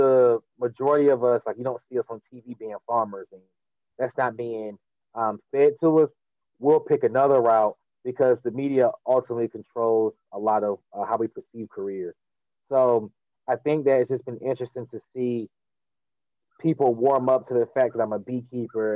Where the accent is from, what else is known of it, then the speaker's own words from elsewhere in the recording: Durham, North Carolina, United States; I'm from Durham, North Carolina.